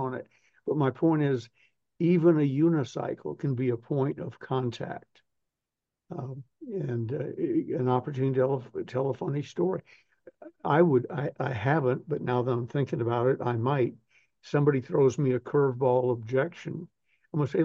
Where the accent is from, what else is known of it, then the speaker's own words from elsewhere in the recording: the South, United States; I'm from the South, raised